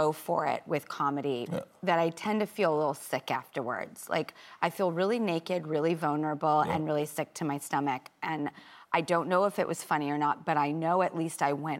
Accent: California, United States; I grew up in California

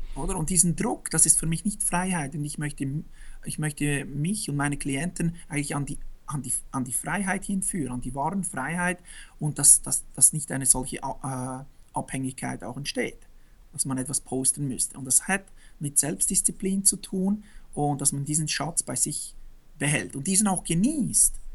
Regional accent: Switzerland; born or raised there

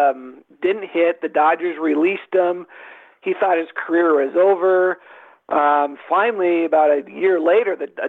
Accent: Seattle, Washington, United States; I grew up in Seattle

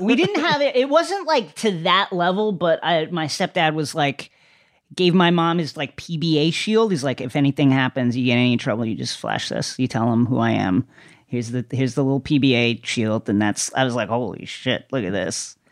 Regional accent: Bethpage, New York, United States; I grew up in Bethpage, but it was culturally Levittown, is what I tell people

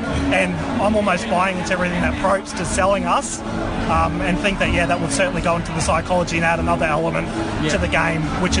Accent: Queensland, Australia; I think as a Queenslander, growing up as a child

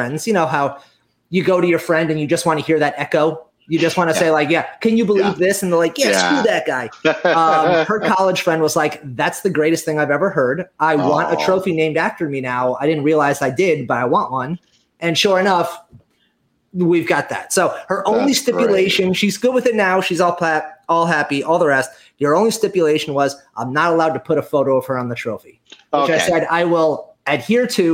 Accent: New Jersey, United States; moved away; my house back where I grew up in Jersey.

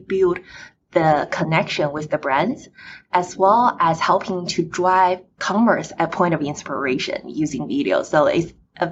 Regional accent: China; now in United States; I was born in China and my families are still in China

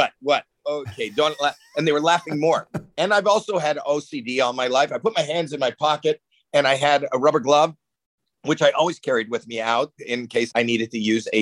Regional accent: Toronto, Ontario, Canada; moved away; I'm from Canada

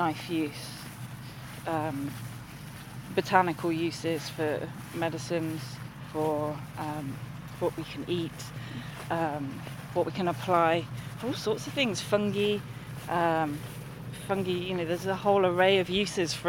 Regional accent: London, United Kingdom; moved away; I grew up in the North London, sort of Hertfordshire and Essex borders where they all kind of meet, and in a urban environment.

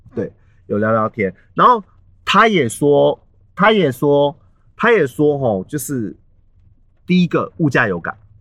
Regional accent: Taiwan; 我们台湾人

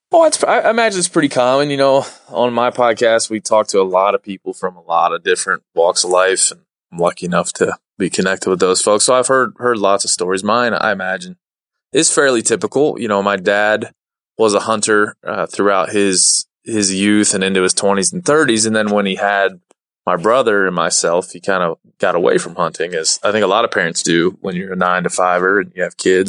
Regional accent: Maryland, United States; moved away; where I grew up in Maryland

